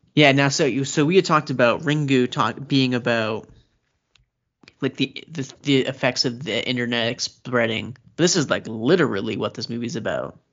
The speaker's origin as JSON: {"language": "English", "country": "United States", "said": "I'm American."}